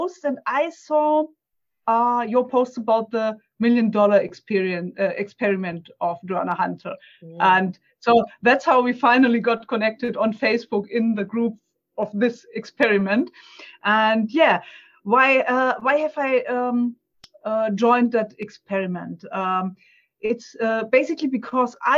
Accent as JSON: {"language": "English", "country": "Germany", "second_language": "English", "said": "excuse my accent and my searching for words, because I'm German. It's English is not my native language."}